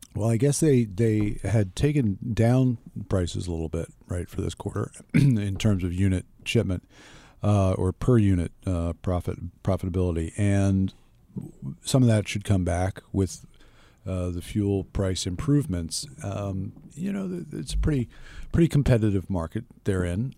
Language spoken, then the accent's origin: English; United States; I'm an American